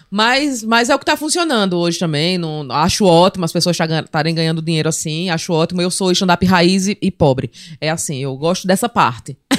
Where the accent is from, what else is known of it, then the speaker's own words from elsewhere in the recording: Palmeira dos Índios, Alagoas, Brazil; also born or lived in Maceió; Eu sou de Maceió e mo- não, sou de Maceió e morei em Palmeira. Eu fui para com cinco anos eu fui morar em Palmeira dos Índios Palmeira e morei lá até os 13 anos